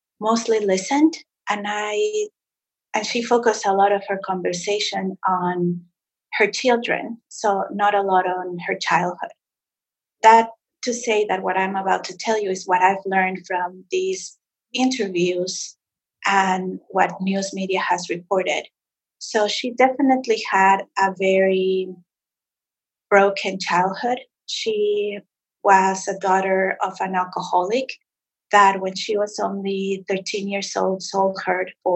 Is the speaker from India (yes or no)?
no; Mexico City, Mexico; moved away; also born or lived in Montreal; I grew up in Mexico City